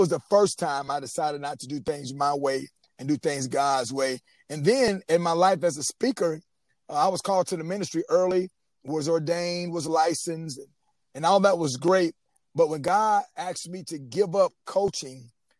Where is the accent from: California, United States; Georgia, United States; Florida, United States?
Florida, United States; Panama City; I'm an only child, born and raised in Panama City, Florida